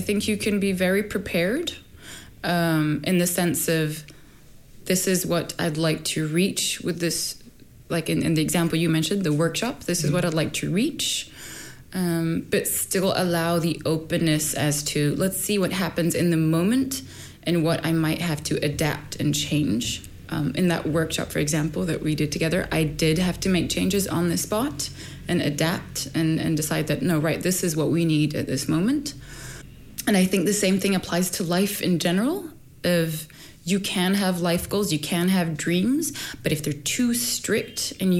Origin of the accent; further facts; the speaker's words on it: Sweden; born there; also born or lived in Egypt; My parents are Egyptian. I was born in Sweden.